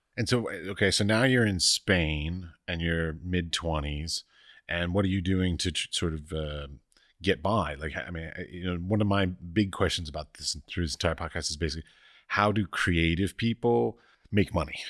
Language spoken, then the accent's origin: English; Washington, District of Columbia, United States; growing up in Washington, D C